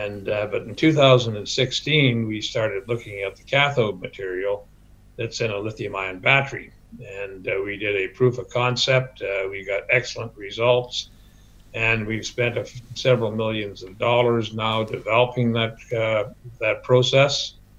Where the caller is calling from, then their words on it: Surrey, British Columbia, Canada; Joining you from Surrey, British Columbia, from our office.